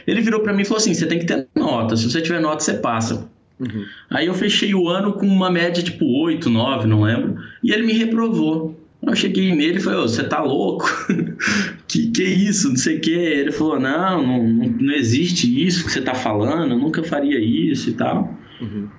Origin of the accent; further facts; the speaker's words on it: Paranaíba, Mato Grosso do Sul, Brazil; eu sou de Paranaíba, Mato Grosso do Sul, uma cidade de interior, uma cidade muito pequena